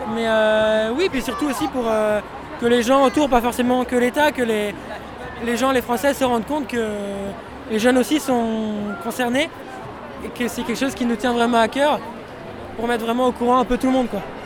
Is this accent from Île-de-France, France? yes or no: yes; Paris, Île-de-France, France; j'ai 15 ans et demi et je viens de Paris